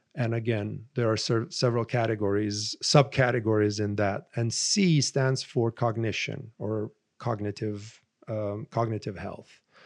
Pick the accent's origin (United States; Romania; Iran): Romania; moved away as an adult; my father was an infectious disease specialist and growing up in Romania